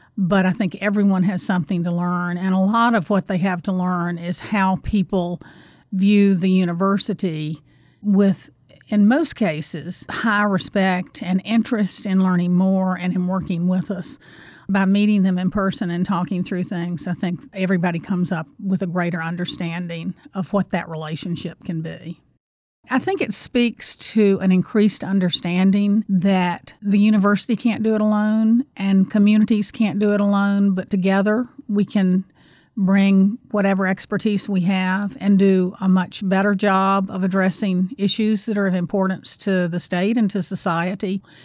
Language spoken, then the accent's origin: English; North Carolina, United States; I grew up in North Carolina, too